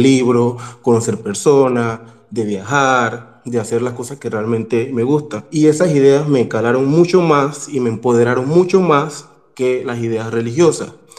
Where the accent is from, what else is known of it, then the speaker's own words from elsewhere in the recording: Panama; yo soy de Panamá